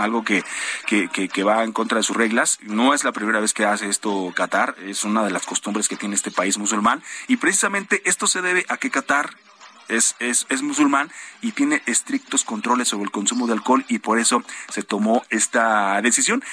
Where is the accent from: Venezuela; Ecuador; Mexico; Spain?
Mexico